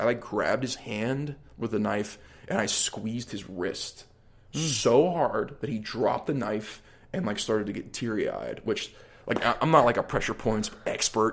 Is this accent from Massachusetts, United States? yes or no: no; Allison Park, Pennsylvania, United States; I grew up, like, a little outside, more, like, middle class in Allison Park